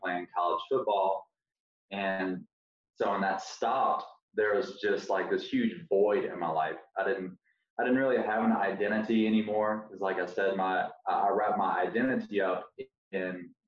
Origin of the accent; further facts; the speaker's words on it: Alabama, United States; moved away as an adult; now in Gainesville, United States; I'm from Alabama, and it was in Gainesville, Florida. That's where I currently live.